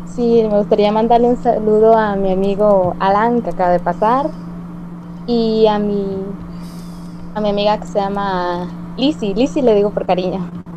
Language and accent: Spanish; Nicaragua; Yo soy de Nicaragua